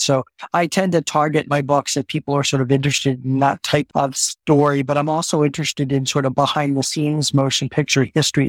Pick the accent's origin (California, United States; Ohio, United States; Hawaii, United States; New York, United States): California, United States; San Francisco; I am from San Francisco. I base myself in San Francisco.